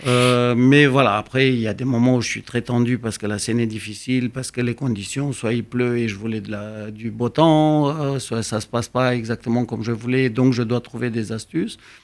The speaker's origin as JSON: {"language": "French", "country": "Romania", "also_born_or_lived": "Bucharest", "moved": "as an adult", "lives_now": "Paris, France", "said": "la Roumanie, ou ce que je connaissais"}